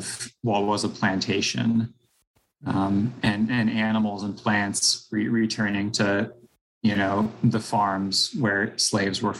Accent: Topeka, Kansas, United States; moved away; I grew up in Topeka, Kansas

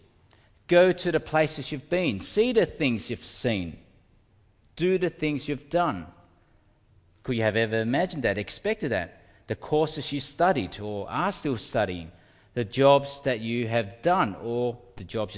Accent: Melbourne, Victoria, Australia; also born or lived in Indonesia / Altona North; I grew up in North Melbourne in the Commission Flats. That's where we lived for many years before we moved to Altona North

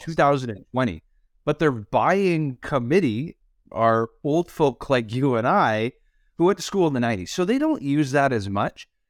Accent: Canada; as a Canadian

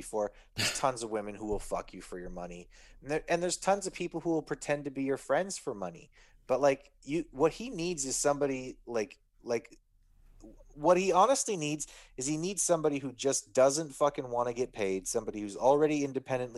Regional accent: Canada; I'm Canadian

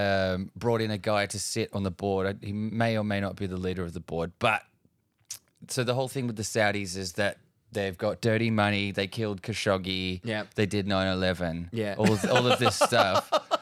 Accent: Australia; we're Australian

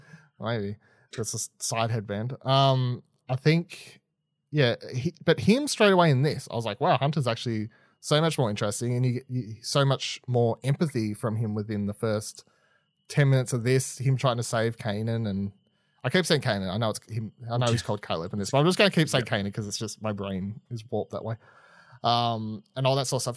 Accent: Australia; I'm Australian

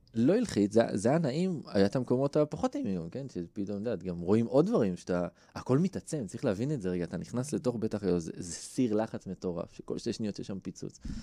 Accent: Israel; אני גדלתי בקיבוץ

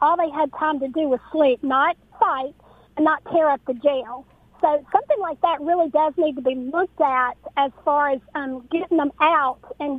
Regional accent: Raymond, Mississippi, United States; growing up in Raymond

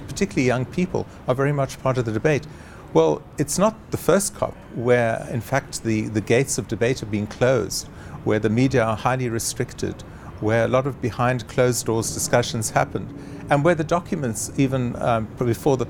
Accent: South Africa; as a South African

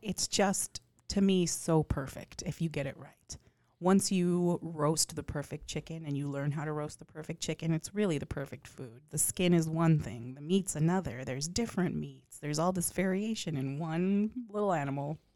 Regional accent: outside of El Paso, Texas, United States; moved away; I grew up with hole in the walls that are incredibly famous from the back roads of, um, outside of El Paso

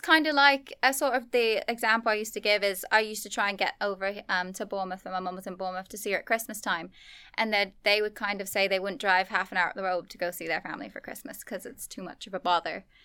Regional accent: Singapore; also born or lived in Australia; now in Armagh, United Kingdom; growing up in Singapore

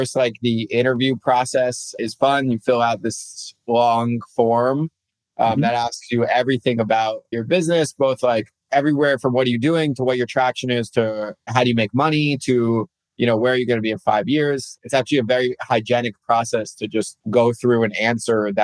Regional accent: New Jersey, United States; I grew up in New Jersey

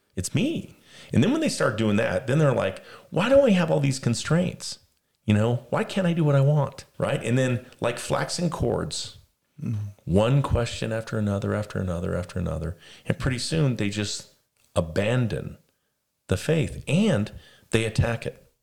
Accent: Las Vegas, Nevada, United States; I was raised in Las Vegas

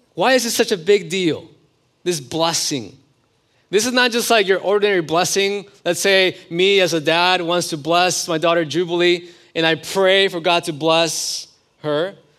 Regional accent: California, United States; moved away; also born or lived in Oklahoma; I'm originally from California.

